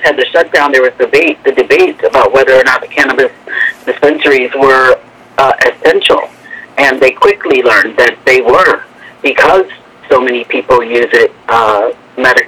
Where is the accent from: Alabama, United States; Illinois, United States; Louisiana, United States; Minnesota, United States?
Illinois, United States; Chicago; now in Las Vegas, United States; I'm from Chicago originally